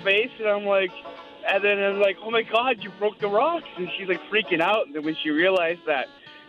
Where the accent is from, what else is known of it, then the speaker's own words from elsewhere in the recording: Creighton, Saskatchewan, Canada; I lived up in northern Saskatchewan, up around Creighton, Flin Flon area.